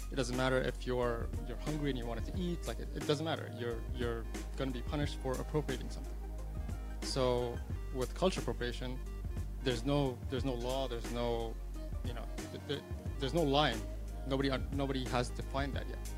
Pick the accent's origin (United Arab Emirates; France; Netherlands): United Arab Emirates; Abu Dhabi; I'm born and raised in Abu Dhabi. I still live there.